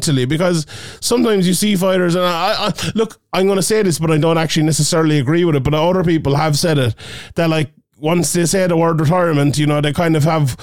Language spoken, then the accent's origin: English; Ireland; as Irish MMA fans